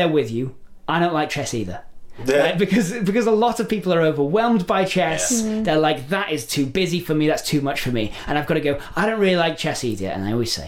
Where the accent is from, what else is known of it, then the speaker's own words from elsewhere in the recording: England, United Kingdom; I'm English